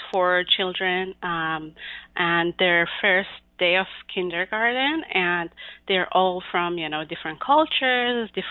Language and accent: English; Mashhad, Razavi Khorasan, Iran; moved away as an adult; now in United States; I was born and raised in Mashhad, the second biggest city in Iran, and I moved to the United States in 2011